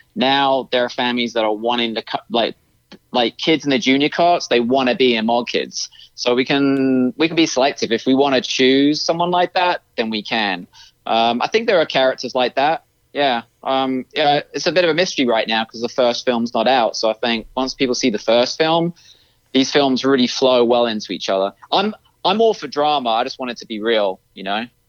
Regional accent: United Kingdom; moved away; I am American, but I was raised in the UK

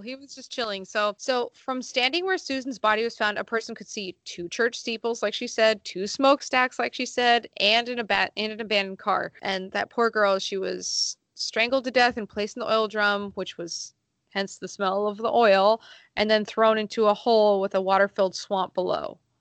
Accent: Sonoma County, California, United States; I'm from Sonoma County, so there are lots of open roads

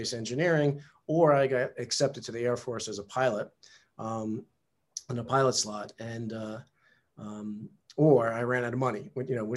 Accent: New York, United States; I was, you know, a typical male teenager growing up in New York in the 70s

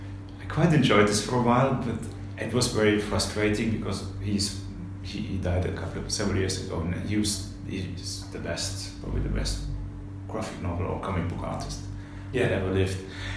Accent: Simmersheim, Baden-Württemberg, Germany; English is a second language; I was born in Stuttgart, in Germany, and I grew up in the countryside, in a small village close to Stuttgart. The place is called Simmersheim, and it's at the edge of the Black Forest.

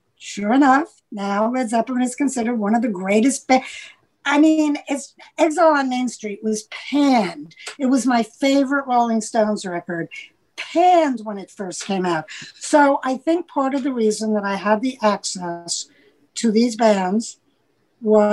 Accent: New York City, New York, United States; I'm from New York City. I'm from the Upper West Side of Manhattan

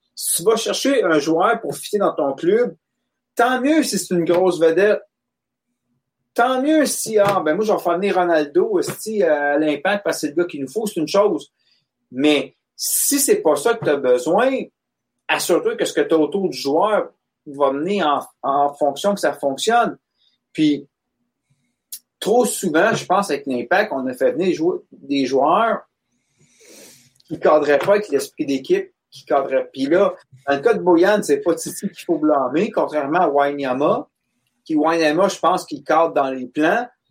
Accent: Quebec, Canada; j'ai grandi au Québec

